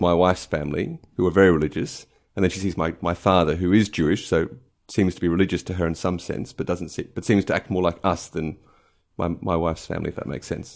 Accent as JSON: {"language": "English", "town": "Adelaide", "region": "South Australia", "country": "Australia", "tie": "born or raised there", "also_born_or_lived": "Chicago, United States", "moved": "yes", "lives_now": "London, United Kingdom", "said": "at the age of 10 months, went to Adelaide with my family and uh, grew up there."}